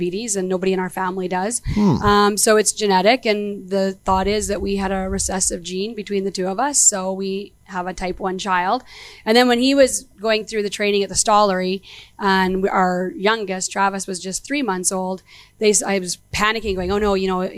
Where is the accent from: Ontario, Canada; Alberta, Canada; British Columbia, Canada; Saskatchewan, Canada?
Alberta, Canada; Edmonton; I'm from Edmonton, so born and raised here.